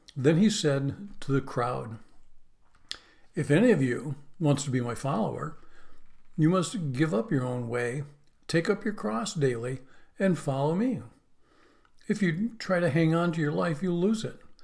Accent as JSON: {"language": "English", "region": "Western New York", "country": "United States", "tie": "born or raised there", "moved": "yes", "said": "where I grew up in Western New York"}